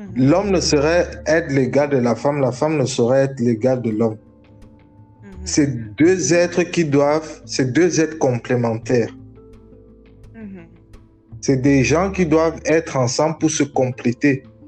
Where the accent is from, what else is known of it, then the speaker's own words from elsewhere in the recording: Cameroon; je viens du Cameroun, je suis camerounais